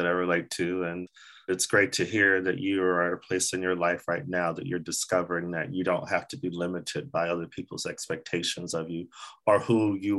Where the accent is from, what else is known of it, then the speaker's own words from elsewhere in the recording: Arizona, United States; also born or lived in Sweden; I'm from Arizona.